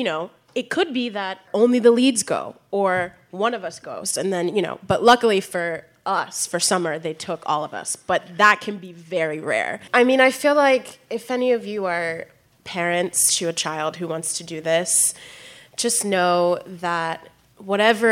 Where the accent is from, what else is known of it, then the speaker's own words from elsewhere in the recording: Baltimore, Maryland, United States; where I'm from Baltimore